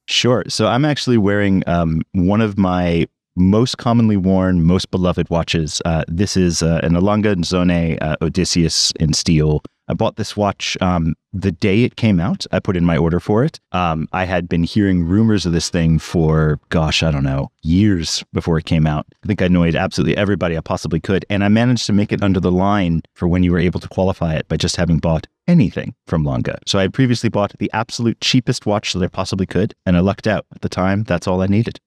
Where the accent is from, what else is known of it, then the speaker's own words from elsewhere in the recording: New York City, New York, United States; I grew up in New York City